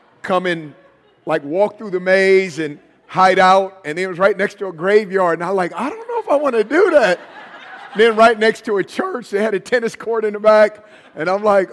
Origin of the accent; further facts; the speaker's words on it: Oakland, California, United States; I'm from Northern California. So I was born and raised in Oakland